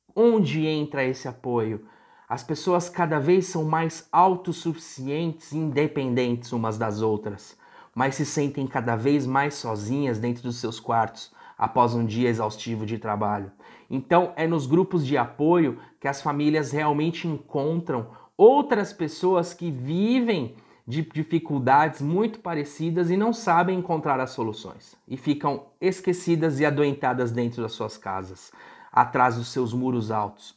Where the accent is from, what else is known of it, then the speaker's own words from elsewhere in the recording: Brazil; moved away; no interior onde eu fui criado